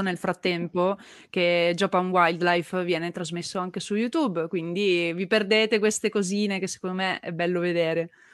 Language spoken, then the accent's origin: Italian; Turin, Piedmont, Italy; da torinese